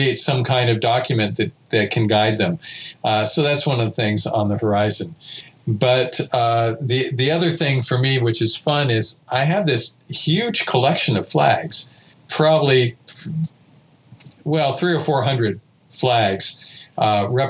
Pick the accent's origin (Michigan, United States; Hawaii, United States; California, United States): California, United States; Pasadena; I was born in Pasadena